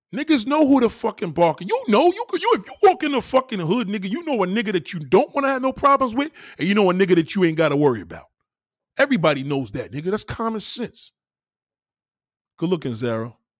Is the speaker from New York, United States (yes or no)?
yes; New York City, New York, United States; I was born there. I was born in Brownsville